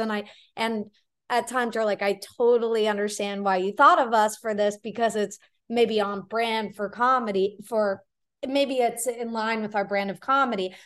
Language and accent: English; Florida, United States; moved away as an adult; also born or lived in New Zealand / New York; I grew up in Florida